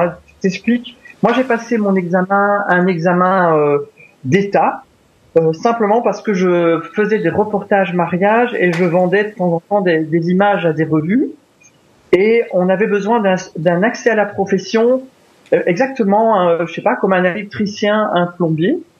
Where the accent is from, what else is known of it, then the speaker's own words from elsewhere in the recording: Belgium; je suis belge